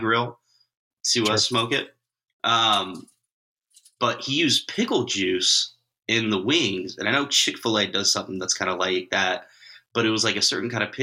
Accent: California, United States; now in Michigan, United States; I grew up in California

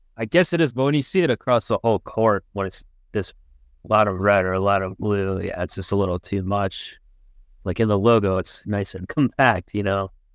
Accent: Ohio, United States; I'm from Ohio

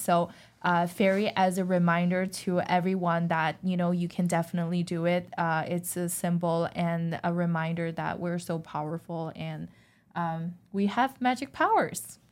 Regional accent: China; moved away; I was born and raised in China

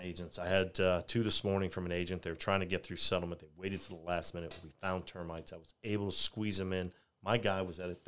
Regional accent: New York City, New York, United States; now in Richmond, United States; I grew up single mother in New York City, raising two boys

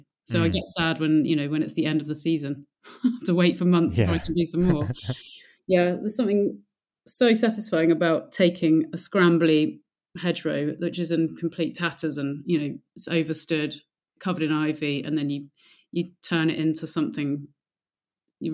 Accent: South East England, United Kingdom; now in South coast, United Kingdom; I'm not originally from the south coast. I'm from Oxfordshire, which is much more inland.

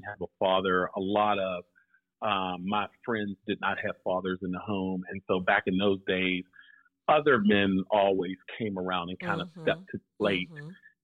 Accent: Pittsburgh, Pennsylvania, United States; I am from the Pittsburgh area. Grew up, born and raised in Pittsburgh.

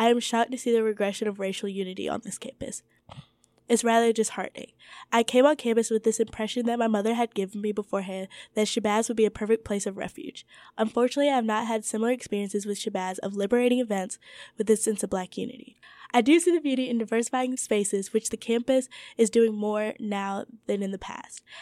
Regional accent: Georgia, United States; to ignore the pressing issues that are affecting the state which we reside in for school, as well as my home state of Georgia.

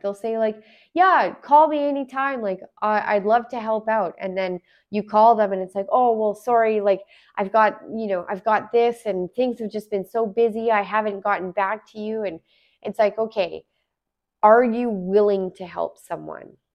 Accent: Alberta, Canada; moved away as an adult; also born or lived in Smithers, British Columbia; now in Vancouver, Canada; I'm originally from Alberta. I was, I've lived in Alberta for many years.

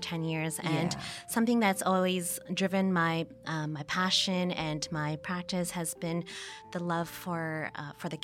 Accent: Toronto, Ontario, Canada; I was born and I grew up in Toronto in Canada

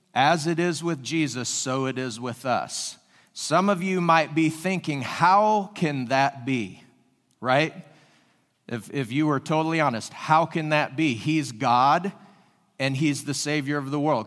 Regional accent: Washington, United States; moved away as an adult; also born or lived in California; now in Springfield, Ohio, United States; I was born and raised in Washington State

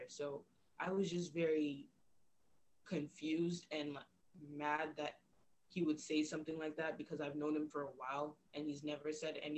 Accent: Winnipeg, Manitoba, Canada; also born or lived in Cameroon; I was born in Cameroon, and Cameroon, Africa, and I moved to Winnipeg, Manitoba when I was 4 years old with my family.

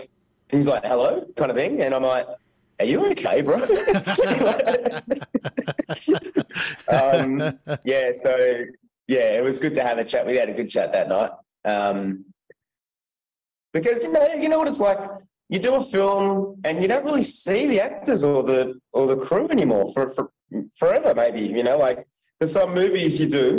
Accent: Melbourne, Victoria, Australia; myself and …, we're actually from Melbourne.

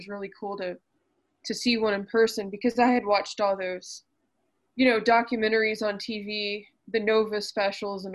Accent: Fort Worth, Texas, United States; I grew up in Fort Worth, just kind of northwest of town

